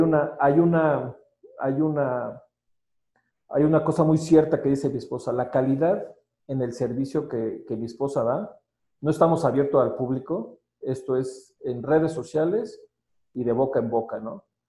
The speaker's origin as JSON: {"language": "Spanish", "region": "State of Mexico", "country": "Mexico", "said": "soy del Estado de México"}